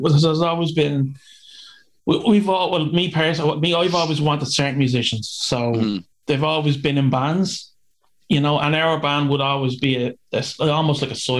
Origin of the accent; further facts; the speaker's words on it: Dublin, Leinster, Ireland; I'm from East Wall originally